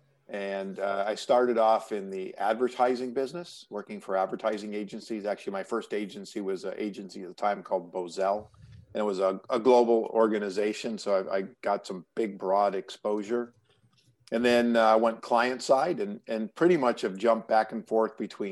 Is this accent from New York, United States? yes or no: yes; New York, United States; now in California, United States; I live in California, but I grew up in New York